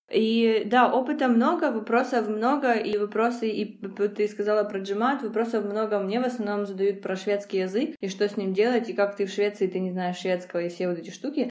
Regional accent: Donetsk, Donetsk Oblast, Ukraine; moved away as an adult; now in Sweden; я из, э, Донецка, и я всю сознательную жизнь там прожила, но в две тысячи четырнадцатом году я переехала из Донецка

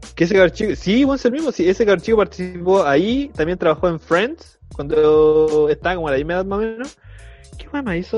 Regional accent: Chile; nosotros como chilenos

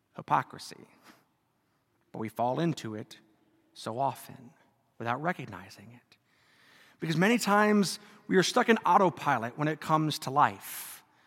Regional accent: Germany; moved away; I grew up in Germany

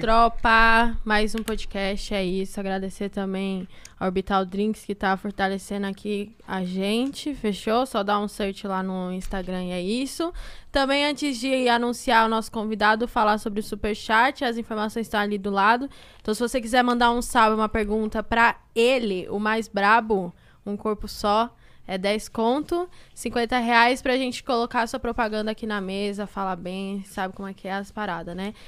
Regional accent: Taboão da Serra, São Paulo, Brazil; eu sou de Tabuão

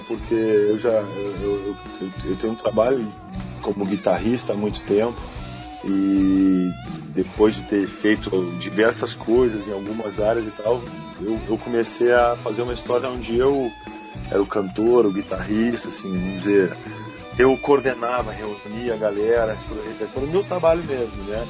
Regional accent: Rio Grande do Sul, Brazil; now in Rio de Janeiro, Brazil; minha terra, assim, do lugar onde eu vi

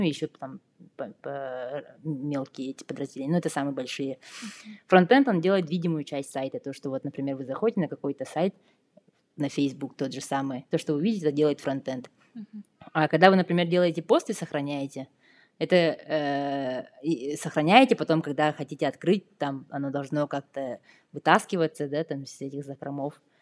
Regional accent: Yakutia, Sakha Republic, Russia; moved away as an adult; now in Berlin, Germany; я из Якутии

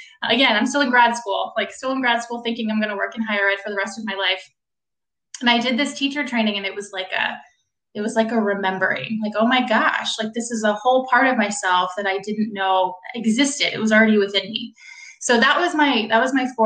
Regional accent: Washington, District of Columbia, United States; moved away as an adult; also born or lived in Pittsburgh; I'm from the Washington, D.C. area. I moved back to D.C.

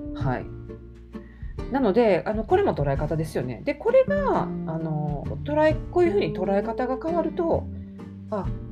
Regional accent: Kansai, Japan; 関西人なんで

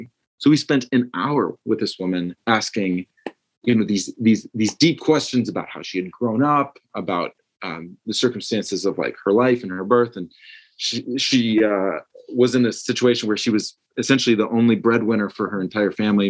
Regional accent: Minnesota, United States; I'm originally from Minnesota, which is where I am now

